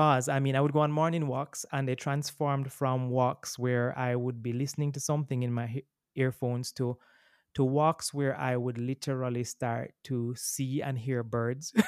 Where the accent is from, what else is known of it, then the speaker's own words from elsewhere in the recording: Kingston, Jamaica; also born or lived in Boston; I'm born and raised in Kingston, Jamaica